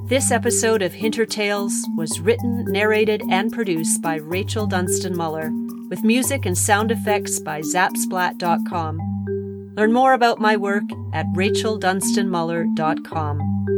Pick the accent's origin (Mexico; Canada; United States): Canada; Nanaimo, British Columbia; the community that I grew up in, the city of Nanaimo, which is about seventy miles north of Victoria on Vancouver Island